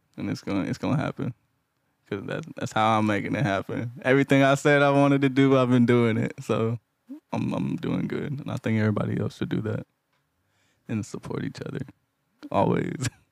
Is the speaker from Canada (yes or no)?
no; Houston, Texas, United States; I'm from Houston